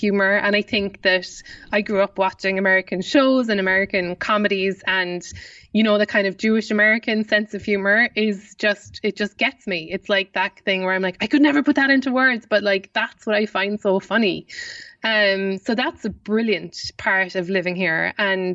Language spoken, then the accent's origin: English; Ireland; accent: Irish; I hope that I've kept up my Irish accent sufficiently